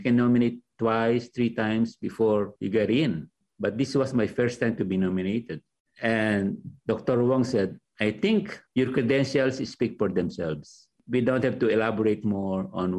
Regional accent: Philippines; now in Los Angeles, United States; to show what you are as a Filipino, to love your country.

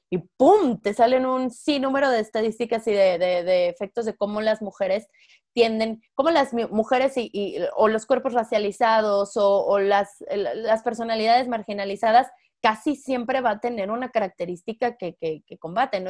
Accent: San Luis Potosí, Mexico; yo soy de San Luis Potosí

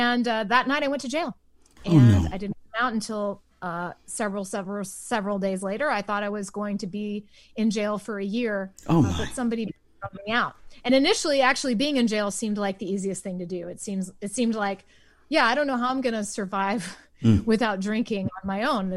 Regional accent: Waco, Texas, United States; I grew up in Waco

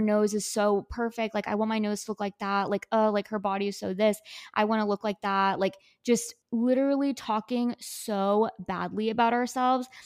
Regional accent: McAllen, Texas, United States; I am from McAllen, Texas, but currently a student at Texas A and M

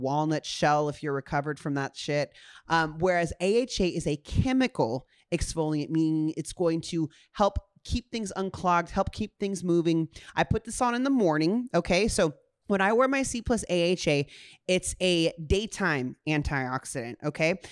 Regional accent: Honolulu, Hawaii, United States; I was born in Honolulu, Hawaii at, like, six A M

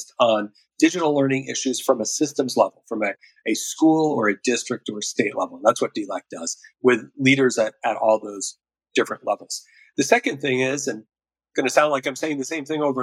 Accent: Durango, Colorado, United States; my hometown, Durango, Colorado

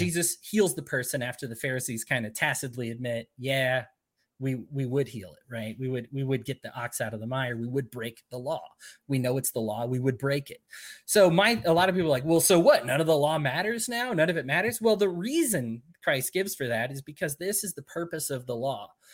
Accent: Utah, United States; I'm from Utah

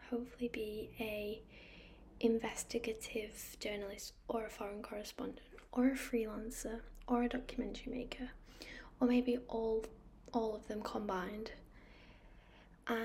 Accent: United Kingdom; also born or lived in Manchester; So I am from the United Kingdom. I live in Manchester, which is in the northwest.

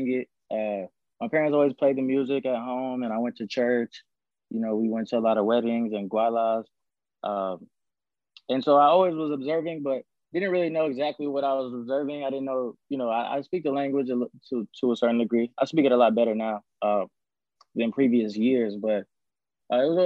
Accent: Atlanta, Georgia, United States; I was born and raised in the Atlanta area

